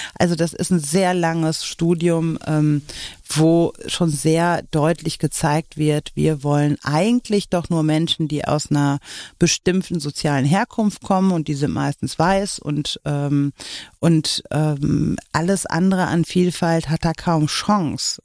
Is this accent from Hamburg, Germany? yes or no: no; Oberhausen, North Rhine-Westphalia, Germany; ich bin so am Stadtrand von Oberhausen groß geworden